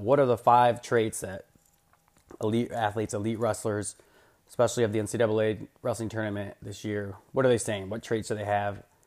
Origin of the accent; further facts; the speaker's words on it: Iowa, United States; I'm obviously an, an Iowa Hawkeye guy, growing up in Iowa